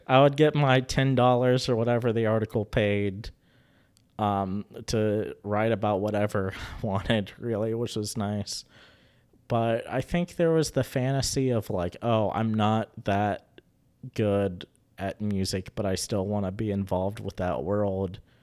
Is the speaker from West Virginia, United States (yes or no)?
yes; Charleston, West Virginia, United States; now in Huntington, United States; I grew up in Charleston